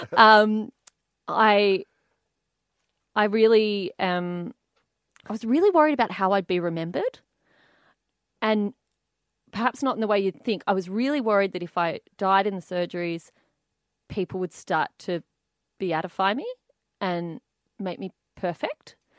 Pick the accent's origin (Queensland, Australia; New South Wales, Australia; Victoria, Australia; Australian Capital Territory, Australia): Australian Capital Territory, Australia; Canberra; I grew up in Canberra from about age three and a half